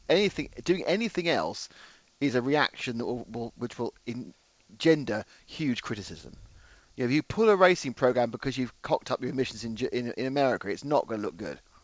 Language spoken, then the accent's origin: English; England, United Kingdom; I'm English